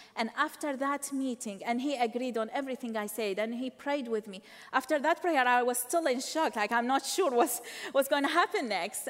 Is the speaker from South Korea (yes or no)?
no; Baghdad, Baghdad Governorate, Iraq; moved away; I was born in Iraq, Baghdad, Iraq